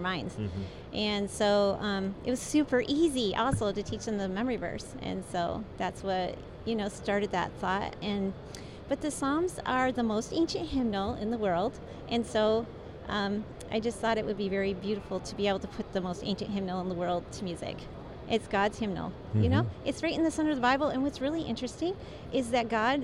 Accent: Michigan, United States; I grew up in Michigan.

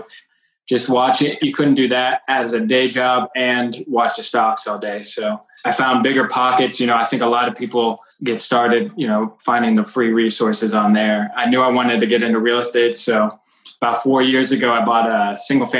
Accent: Cincinnati, Ohio, United States; also born or lived in Kentucky; I was born and raised in Cincinnati

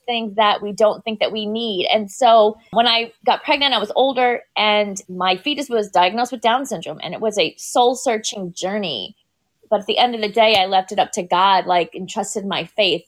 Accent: Tampa Bay area, Florida, United States; born or raised there; also born or lived in Bronx, New York

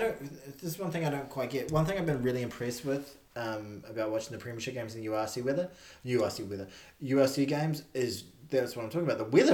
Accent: Auckland, New Zealand; Yeah, I'm a shore boy. Okay. I grew up in Glenfield, though, so blue-collar

